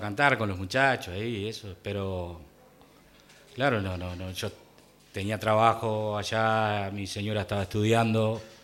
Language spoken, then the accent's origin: Spanish; Mercedes, Soriano, Uruguay; moved away; also born or lived in Montevideo; Allá en mi pueblo, yo iba con mi abuelo, este, tendría cuatro o cinco años